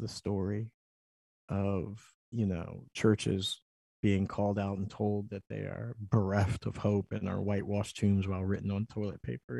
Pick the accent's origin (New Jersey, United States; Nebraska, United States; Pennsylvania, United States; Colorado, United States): Pennsylvania, United States; Philadelphia; I'm from Philly